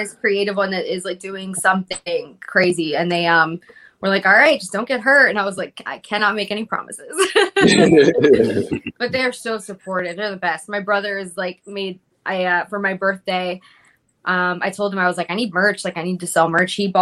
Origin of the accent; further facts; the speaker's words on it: Philadelphia, Pennsylvania, United States; also born or lived in Fairmount, Philadelphia; I'm in Port Richmond now, but I grew up at 2nd and Somerset